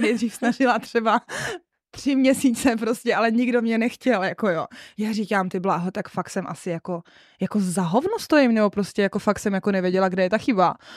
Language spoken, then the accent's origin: Czech; Moravská Třebová area, Pardubice Region, Czechia; moved away; also born or lived in Trnávka; A já jsem z Moravsko-Třebovská, my tam jsme takový jako nespecifikovaný kraj, nebo kraj, je to prostě pardubický kraj